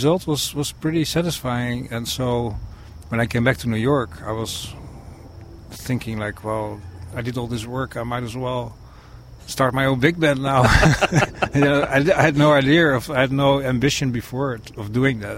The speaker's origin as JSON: {"language": "English", "country": "Netherlands", "moved": "yes", "said": "back in my country where I'm from the Netherlands"}